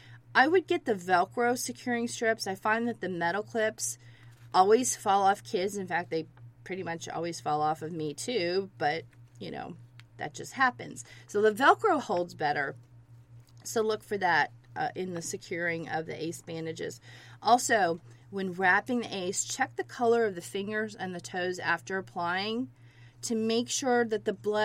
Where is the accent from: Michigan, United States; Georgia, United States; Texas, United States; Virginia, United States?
Georgia, United States; I grew up in Georgia